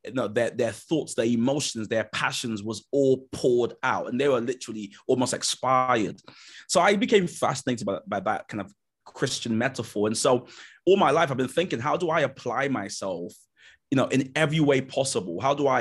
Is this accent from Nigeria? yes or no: yes; Nigeria; And part of it has been being Nigerian. The typical Nigerian experience is you'd come home with like a 84, and my mum would kind of go, well done, but where's the other 16?